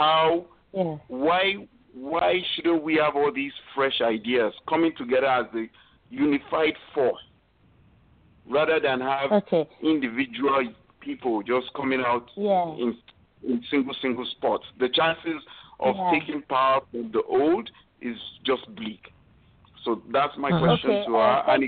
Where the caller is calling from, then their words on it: Canada; I'm calling from Canada, to be precise.